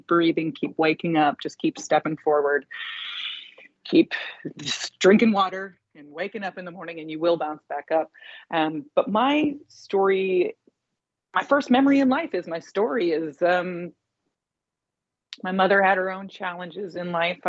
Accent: Indianapolis, Indiana, United States; now in Los Angeles, United States; my friends and my teachers back in Indianapolis, my hometown.

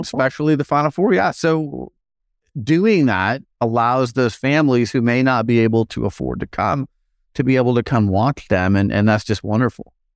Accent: Phoenix, Arizona, United States; Phoenix, my hometown

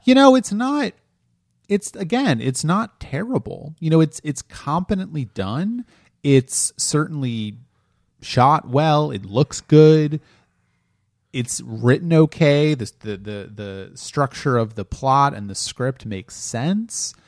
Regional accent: Delaware, United States; I'm from Delaware

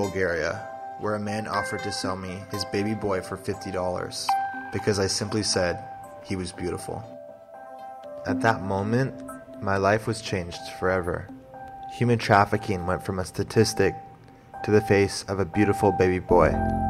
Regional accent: Pacific Northwest, United States; I'm a photographer from the Pacific Northwest.

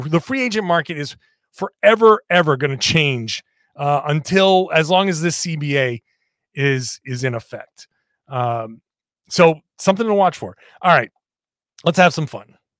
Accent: Rhode Island, United States; I'm from Rhode Island

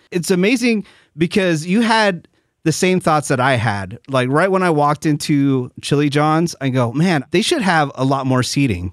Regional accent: San Francisco Bay Area, California, United States; now in Burbank, United States; I'm originally from the San Francisco Bay Area.

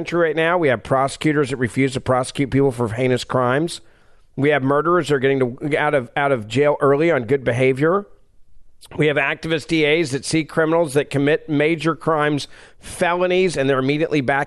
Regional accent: Memphis, Tennessee, United States; my hometown of Memphis, Tennessee

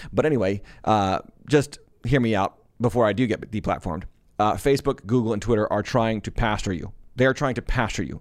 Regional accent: Massachusetts, United States; I was born in Massachusetts

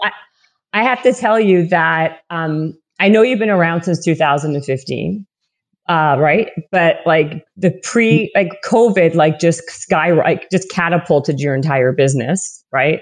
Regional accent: Winnipeg, Manitoba, Canada; accent: Canadian; moved away; also born or lived in Toronto, Ontario; i'm from winnipeg and then i moved to toronto for many many years

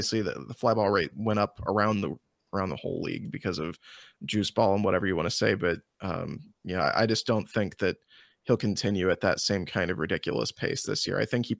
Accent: Illinois, United States; I've been on record before, because I grew up in Central Illinois.

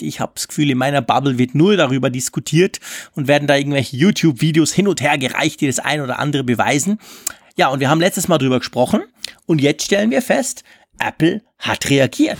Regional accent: Switzerland; als Schweizer

